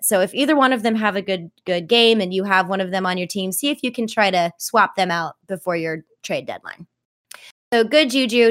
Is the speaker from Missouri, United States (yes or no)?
yes; St. Louis, Missouri, United States; I'm from Saint Louis